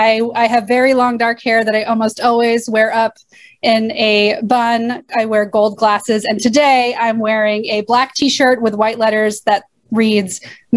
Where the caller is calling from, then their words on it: Arlington, Massachusetts, United States; I am zooming in from Arlington, Massachusetts, which is on the unceded ancestral land of the Massachusetts and Pawtucket peoples.